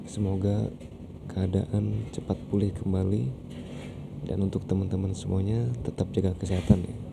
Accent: Bumiayu, Central Java, Indonesia; now in Jakarta, Indonesia; dari Kertas Pena dari Jakarta. Aku asli dari Bumayu Jawa Tengah.

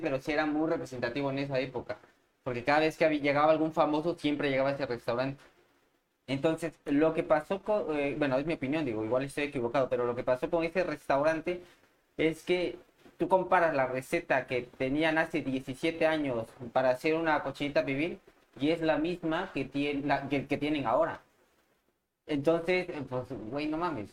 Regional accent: Mexico; moved away as an adult; also born or lived in Madrid, Spain; now in Spain

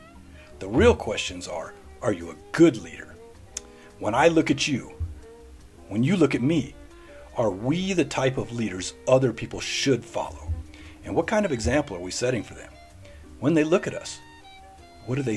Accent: Middle Tennessee, United States; moved away as an adult; I grew up in Middle Tennessee area

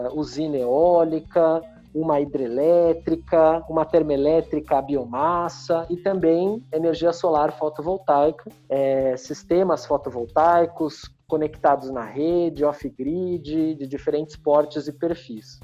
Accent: São Paulo, Brazil; paulista paulistano de São Paulo, é, nascido e criado em São Paulo

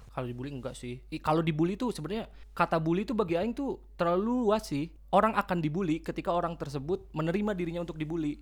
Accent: West Java, Indonesia; kita tuh emang orang Sunda

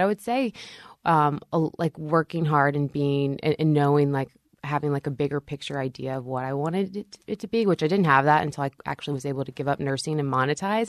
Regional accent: Shreveport, Louisiana, United States; born or raised there; now in Nashville, United States

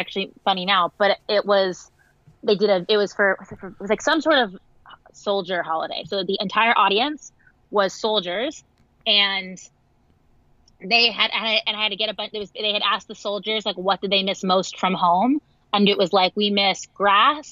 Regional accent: Westchester, New York, United States; I grew up in Westchester, which is like 45 minutes outside of New York

